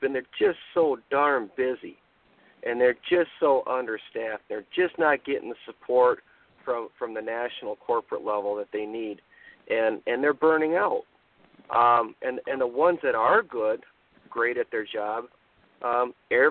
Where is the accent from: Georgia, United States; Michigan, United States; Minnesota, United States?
Minnesota, United States; I'm from Minnesota here